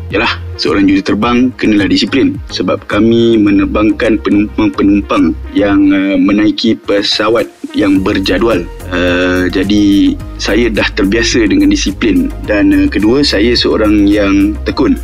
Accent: Kuala Lumpur, Malaysia; also born or lived in Malacca; saya berasal dari Kuala Lumpur. Uh, dibesarkan di Kuala Lumpur dan hanya keluar dari Kuala Lumpur untuk belajar di Melaka.

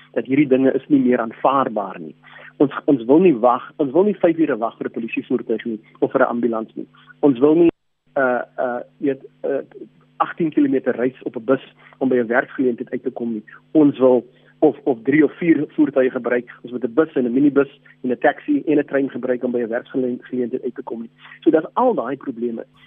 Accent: Cape Town, Western Cape, South Africa; ons wat op die Kaapse vlakte groot geword het en geleef het met daai geweld en armoede

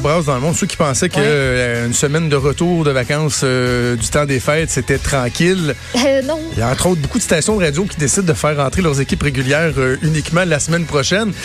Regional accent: Quebec, Canada; chez nous au Québec

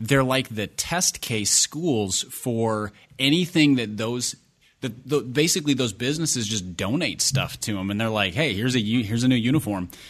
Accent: Minneapolis, Minnesota, United States; growing up in Minnesota, I grew up four or five blocks from the Metrodome

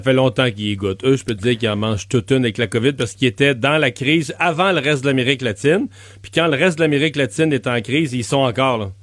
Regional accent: Bas-Saint-Laurent, Quebec, Canada; mon coin de pays, dans le bas du fleuve

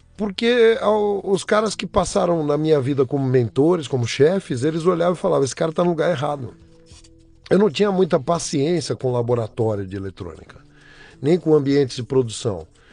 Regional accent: São Paulo, Brazil; Eu nasci em São Paulo, sou paulistano, nasci no, no Hospital São José do Brás, crescido na zona leste de São Paulo

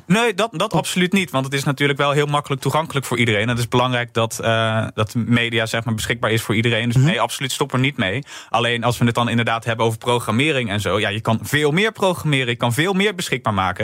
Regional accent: Rotterdam, South Holland, Netherlands; dan ben ik zelf nog randstedeling. En dan, maar dan kan ik als Rotterdammer

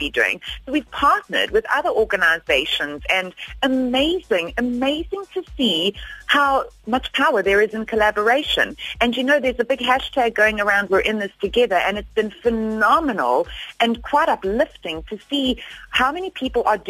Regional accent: South Africa; we are as a South African people

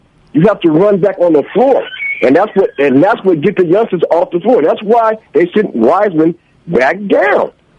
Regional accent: Arkansas, United States; now in Stockton, United States; I'm born in Arkansas.

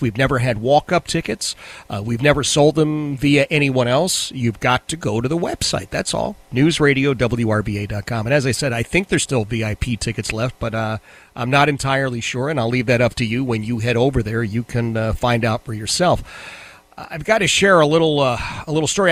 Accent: Philadelphia, Pennsylvania, United States; growing up in Philadelphia.

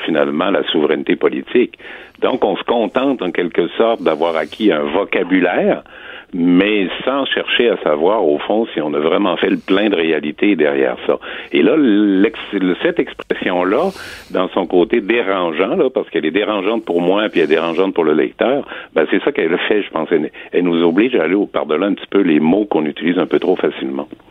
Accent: Quebec, Canada; on a toujours été et on demeure des Canadiens qui parlent français. Donc, on est des Canadiens français au sens politique du terme

